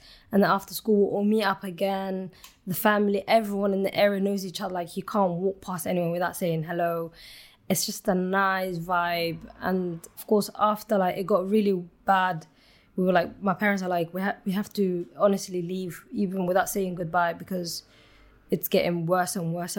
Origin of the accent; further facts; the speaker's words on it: Somalia; So Somalia, when I was born, the war started well before I was even born. But Somalia, I would say from my childhood memories, we got to learn to live with every